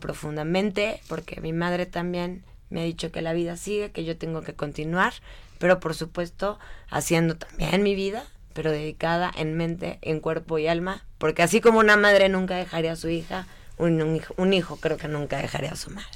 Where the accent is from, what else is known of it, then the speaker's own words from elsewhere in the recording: Mexico; como ciudadana mexicana que soy